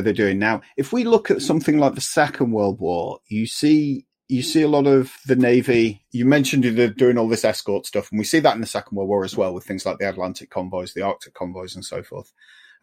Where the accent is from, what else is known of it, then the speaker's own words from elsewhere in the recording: Yorkshire and the Humber, United Kingdom; I'm from Yorkshire